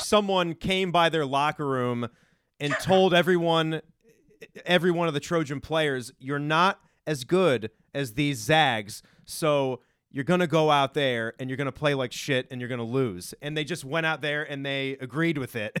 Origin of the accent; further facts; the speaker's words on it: Northern Virginia, United States; growing up in Virginia